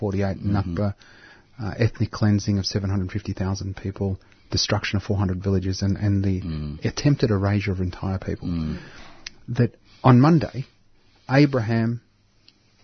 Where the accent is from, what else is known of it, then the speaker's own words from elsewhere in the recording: Dandenong, Victoria, Australia; also born or lived in Cheltenham, Victoria; we grew up in Dandenong